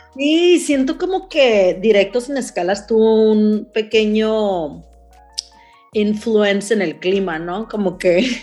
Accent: Mexicali, Baja California, Mexico; now in San Diego, United States; Yo vivo en San Diego, las dos vivimos en San Diego, pero somos de Mexicali.

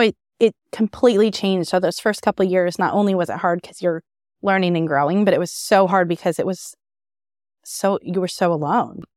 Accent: Lawrence, Kansas, United States; also born or lived in Manhattan, Kansas; now in Topeka, United States; I grew up in Lawrence

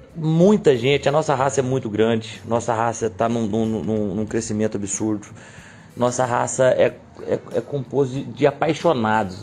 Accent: Cruzília, Minas Gerais, Brazil; Sou de Cruzilha

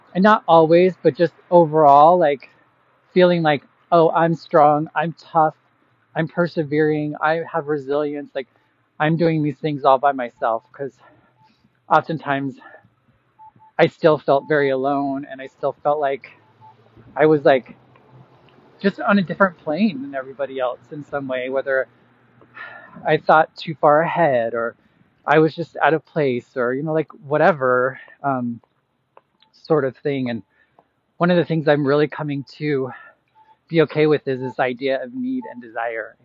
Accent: Boise, Idaho, United States; moved away as an adult; now in Chicago, United States; 10 years ago that I moved from Boise, Idaho, that I moved from here to Chicago and started my journey away from Idaho.

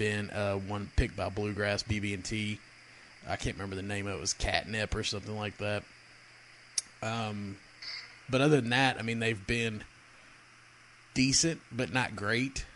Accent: Kentucky, United States; I'm from Kentucky

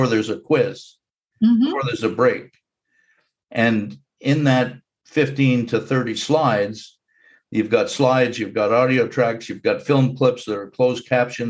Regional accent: Montreal, Quebec, Canada; When I was growing up in Montreal

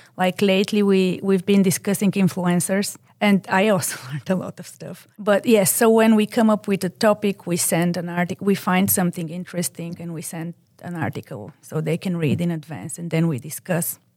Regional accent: Bulgaria; English is a second language; moved away as an adult; now in United States; As I didn't grow, grow up in this country, I'm originally from Bulgaria.

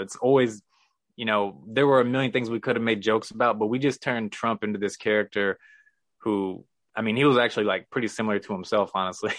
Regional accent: Missouri, United States; moved away as an adult; also born or lived in San Diego; I'm from Missouri

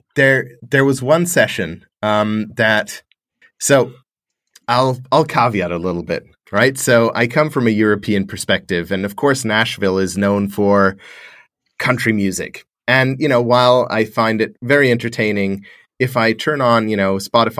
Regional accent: Australia; being an Australian

